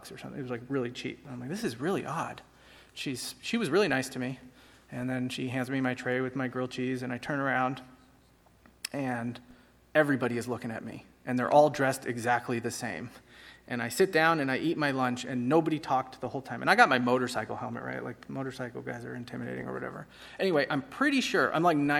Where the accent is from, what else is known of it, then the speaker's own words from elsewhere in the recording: San Francisco, California, United States; I'm from San Francisco.